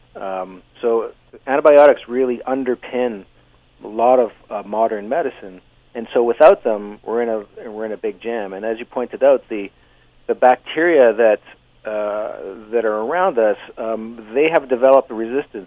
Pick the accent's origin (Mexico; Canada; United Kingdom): Canada; also born or lived in Hamilton, Ontario; we're very Canadian